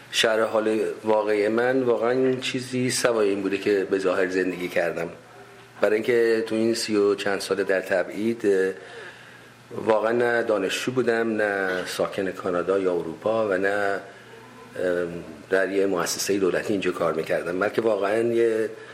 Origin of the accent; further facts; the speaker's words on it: Tehran, Tehran Province, Iran; moved away as an adult; also born or lived in Shiraz / United States / Kerman; من اهل تهران هستم تحصیلات ابتدایی و متوسطه